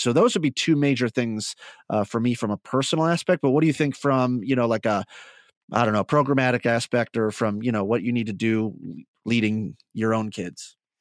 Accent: Midwest, United States; accent: Midwest; my Midwest just came out there a little bit.

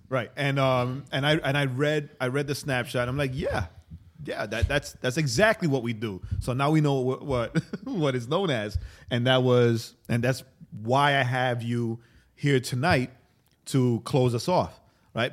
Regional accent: New York City, New York, United States; I'm from Queens

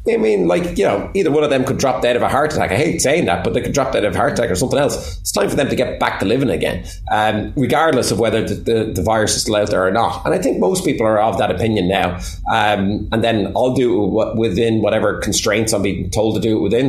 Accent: Waterford, Munster, Ireland; I was 17 and she was 16 in Waterford. So we're both from Waterford

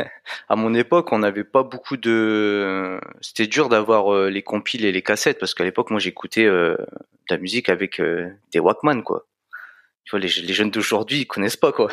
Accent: France; je suis né en France, mes parents sont immigrés

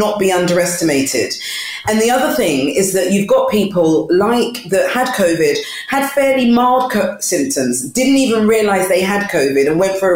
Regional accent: London, United Kingdom; I was born and bred in East London, but originally from Ghana

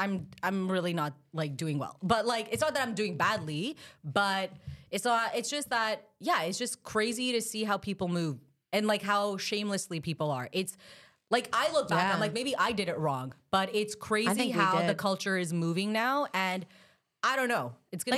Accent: Pakistan; because I'm Pakistani, so in my culture, they're just, like, it wasn't like a hardcore arranged marriage.

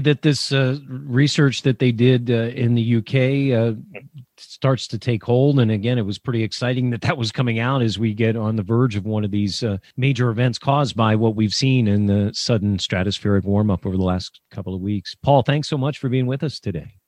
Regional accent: Millersville, Pennsylvania, United States; now in Chicago, United States; Millersville, Pennsylvania, my hometown

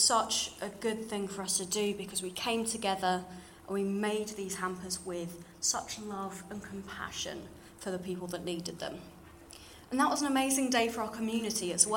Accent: London, United Kingdom; accent: slightly RP; now in York, United Kingdom; you can probably tell from my slightly RP voice, I grew up in London

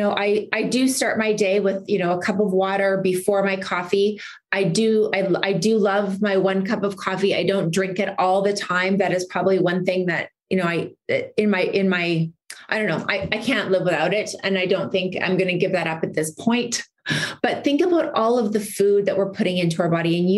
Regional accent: Canada; now in United States; because I mean, I'm I'm Canadian, we have a different system over there

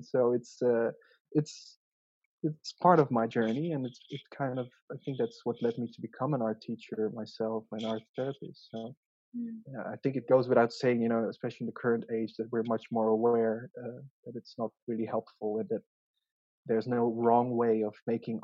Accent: Kuala Lumpur, Malaysia; also born or lived in Zeeland, Netherlands; So I migrated at the age of 6. So that's a really crucial stage in life. So I was born in the Netherlands in a small, you know, fisherman's town, really, called Zeeland. Yeah, it's the southern part of Holland. So, and then we moved to a big city, Kuala Lumpur.

